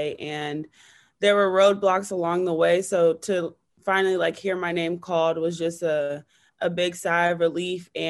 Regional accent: San Diego, California, United States; growing up in San Diego

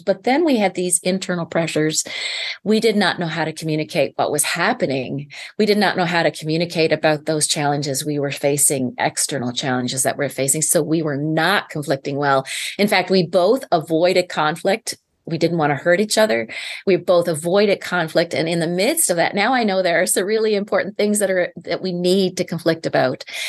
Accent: Prince Edward Island, Canada; I'm from Eastern Canada, born and raised, and I live on a small island Island. It's called the Million Acre Farm, Prince Edward Island

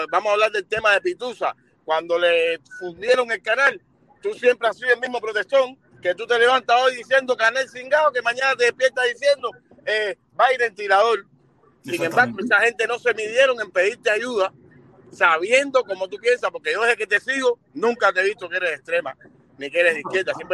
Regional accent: Cuba; Porque somos cubanos y lo que parecemos son eh, eh, chumas de esquina.

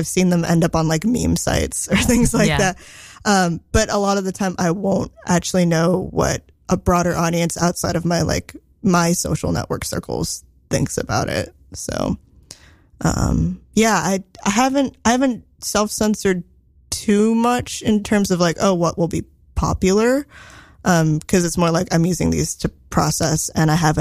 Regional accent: Silicon Valley, Bay Area, California, United States; I grew up in Silicon Valley

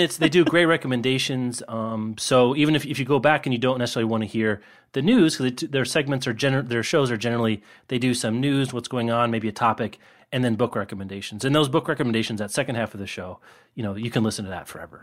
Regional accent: Lawrence, Kansas, United States; in my hometown of Lawrence

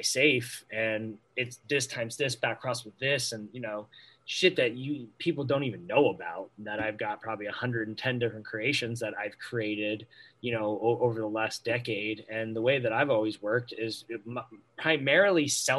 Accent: Maine, United States; my home state

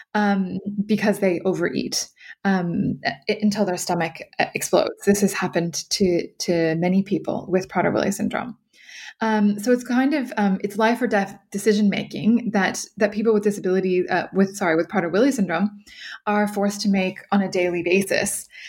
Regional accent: California, United States; moved away as an adult; also born or lived in New York / Brussels / Ireland; I am originally from California

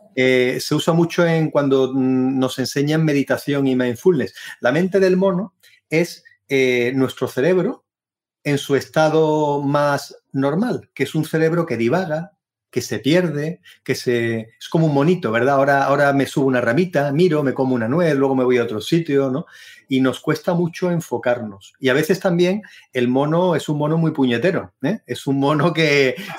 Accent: Seville, Andalusia, Spain; moved away as an adult; also born or lived in Berlin, Germany; soy de Sevilla, una ciudad preciosa en el sur de España

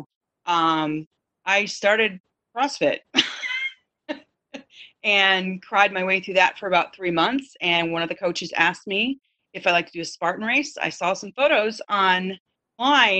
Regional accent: Michigan, United States; now in California, United States; I grew up in Michigan, the Midwest

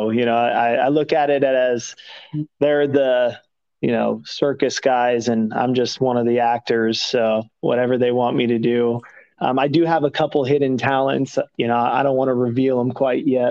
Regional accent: Thousand Oaks, California, United States; moved away as an adult; also born or lived in Santa Barbara / San Diego / Nashville; now in West Palm Beach, United States; I grew up in Southern California and a place called Thousand Oaks

